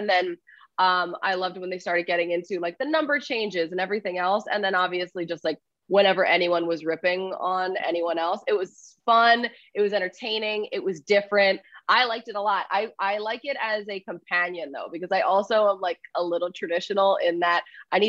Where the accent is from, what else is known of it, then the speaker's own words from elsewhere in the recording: Philadelphia, Pennsylvania, United States; I'm from Philadelphia